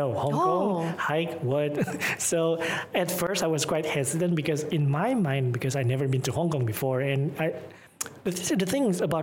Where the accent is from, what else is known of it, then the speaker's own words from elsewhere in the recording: Tasikmalaya, West Java, Indonesia; English is a second language; moved away; also born or lived in Malaysia; I'm from Tasikmalaya